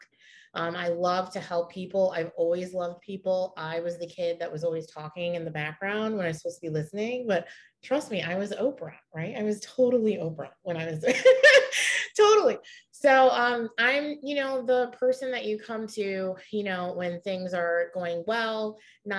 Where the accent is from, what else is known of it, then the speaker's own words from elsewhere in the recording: Pittsford, New York, United States; moved away as an adult; also born or lived in Rochester, New York; I am originally from Rochester, New York. I lived outside. It was a suburb. It's called Pittsford, New York